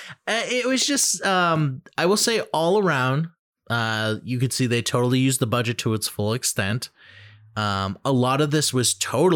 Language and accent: English; Massachusetts, United States; I'm from Mass, baby.